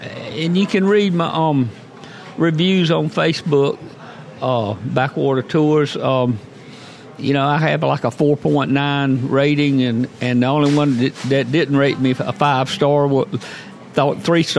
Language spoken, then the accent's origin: English; Charleston, South Carolina, United States; now in Florida, United States; I was raised in Charleston, South Carolina.